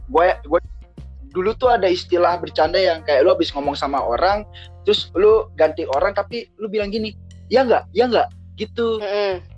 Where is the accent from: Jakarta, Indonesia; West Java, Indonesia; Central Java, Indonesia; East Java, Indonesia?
Jakarta, Indonesia; Gue dari Jakarta. Gue di Jakarta.